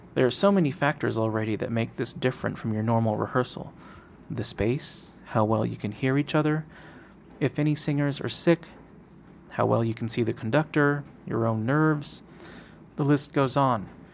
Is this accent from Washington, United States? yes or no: yes; Seattle, Washington, United States; I grew up in Seattle, singing in the Northwest Boy Choir